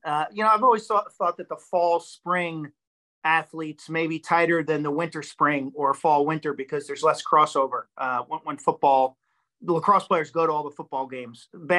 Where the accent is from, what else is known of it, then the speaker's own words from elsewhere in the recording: South Shore, Nassau County, New York, United States; I was a lifelong Mets fan growing up in the South Shore, Nassau County.